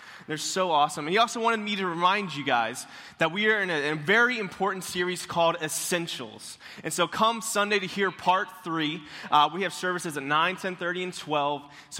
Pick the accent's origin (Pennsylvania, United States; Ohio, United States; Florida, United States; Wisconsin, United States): Florida, United States; Tallahassee; moved away; And also, I am from Tallahassee. So I don't know if you guys know where Tallahassee is. It's kind of the capital of Florida.